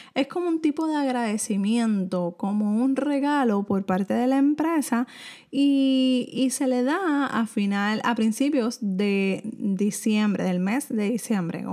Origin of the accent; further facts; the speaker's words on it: Puerto Rico; soy de Puerto Rico